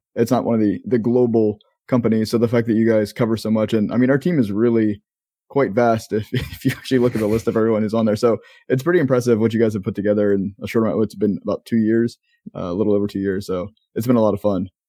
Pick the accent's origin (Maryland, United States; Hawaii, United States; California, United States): Maryland, United States; moved away as an adult; now in Florida, United States; we're both from Maryland, um, you still live in Maryland, I know you're, you're eventually leaving, and I've, haven't lived in Maryland for going on ten years now, um, I'm down in Florida, but I spent twenty plus years of my life there